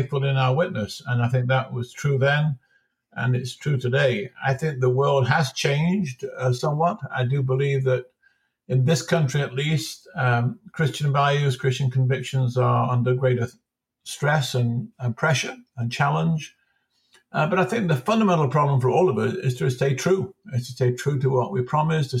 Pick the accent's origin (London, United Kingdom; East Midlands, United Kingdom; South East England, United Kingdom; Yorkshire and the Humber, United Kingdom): East Midlands, United Kingdom; Nottingham; I grew up in England, in the Midlands, in Nottingham